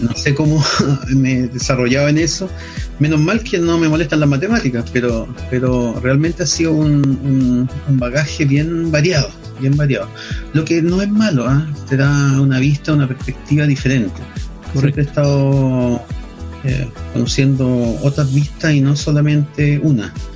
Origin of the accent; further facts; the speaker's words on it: Viña del Mar, Valparaíso, Chile; also born or lived in Villa Alemana; nací en Valparaíso, pero me crié en Viña del Mar